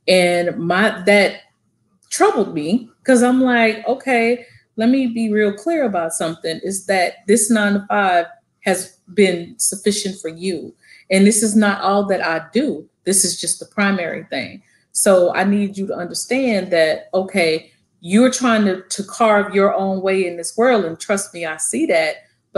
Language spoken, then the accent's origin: English; Hugo, United States; moved away; what I had growing up in Hugo.